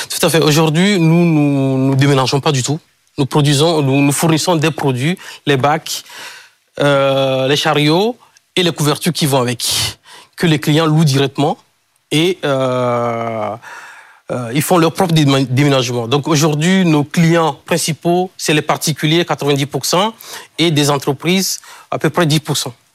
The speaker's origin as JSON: {"language": "French", "town": "Kpalimé", "region": "Plateaux", "country": "Togo", "tie": "born or raised there", "moved": "yes"}